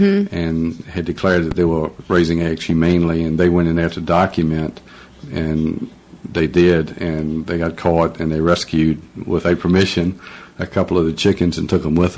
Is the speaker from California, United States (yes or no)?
no; Virginia, United States; I'm down from where bluegrass originated, down in Southwest Virginia and North Carolina.